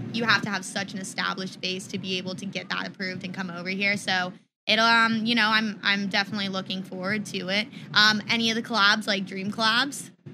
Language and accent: English; Tampa, Florida, United States; I'm from Tampa as well